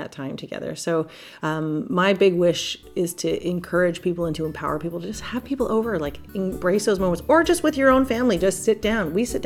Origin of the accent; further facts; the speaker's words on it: Montreal, Quebec, Canada; I grew up in Montreal in the suburbs